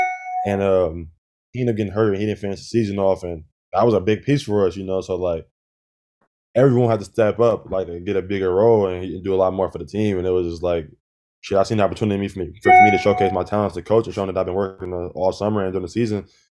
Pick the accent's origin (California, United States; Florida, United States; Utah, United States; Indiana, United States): California, United States; we're from California, we're from the Bay. I don't think 90% of us has ever even been to the snow before.